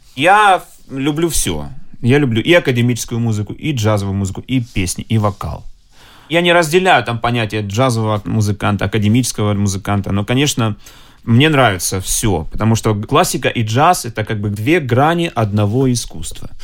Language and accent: Russian; Yeysk, Krasnodar Krai, Russia; moved away; also born or lived in Moscow; Я всего лишь из города Ейска, Краснодарского края.